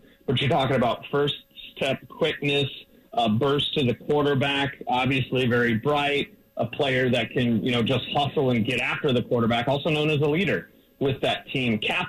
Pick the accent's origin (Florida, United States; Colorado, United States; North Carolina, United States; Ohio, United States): Colorado, United States; Denver; I'm from Denver.